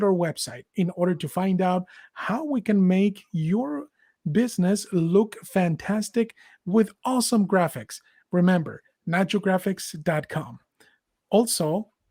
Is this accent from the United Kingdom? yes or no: no; Mexico; now in United States; I was born and raised in Mexico